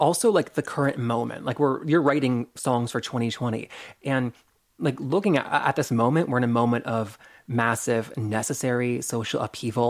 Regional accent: the South, United States; I'm also from the South

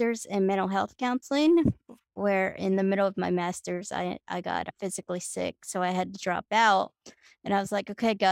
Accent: Miami, Florida, United States; now in Huntsville, United States; I grew up down in Miami, Florida

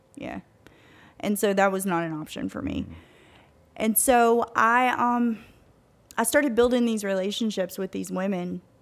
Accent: Tennessee, United States; moved away as an adult; also born or lived in Louisiana; we're from Tennessee

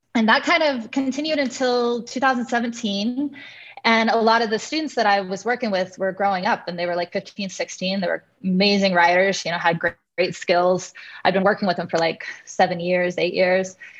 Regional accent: Kansas, United States; I'm from Kansas, from a from a ranch in Kansas originally

